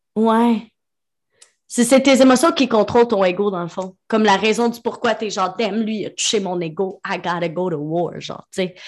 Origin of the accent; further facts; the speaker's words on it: Quebec, Canada; On est québécois